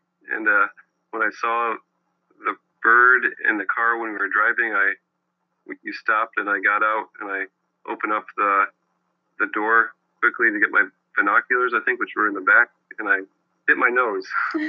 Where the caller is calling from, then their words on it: Bloomington, Indiana, United States; I'm in Bloomington, Indiana.